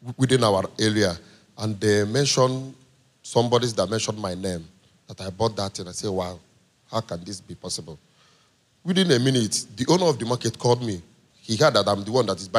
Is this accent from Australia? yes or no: no; Nigeria; I'm a Nigerian